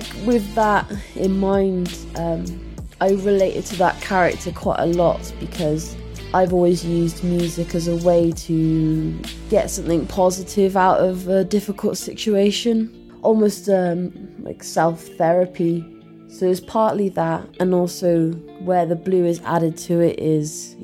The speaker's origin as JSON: {"language": "English", "town": "Hereford", "region": "West Midlands", "country": "United Kingdom", "moved": "yes", "lives_now": "Bristol, United Kingdom", "said": "I'm originally from Hereford"}